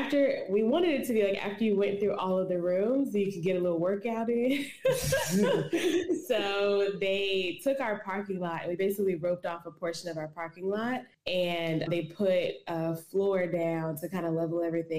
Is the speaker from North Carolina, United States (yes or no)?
yes; Charlotte, North Carolina, United States; And we're both from the Charlotte community.